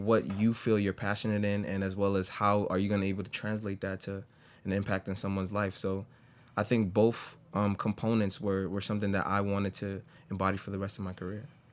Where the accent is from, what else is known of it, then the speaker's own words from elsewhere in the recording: New York City, New York, United States; I grew up in the Bronx all my life